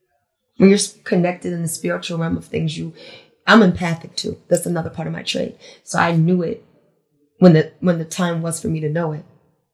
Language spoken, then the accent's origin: English; Glen Burnie, Maryland, United States; Small town, Glen Burnie. Very small.